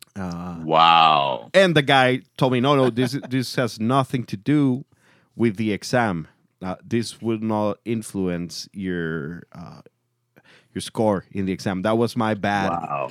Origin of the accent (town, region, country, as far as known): Mexico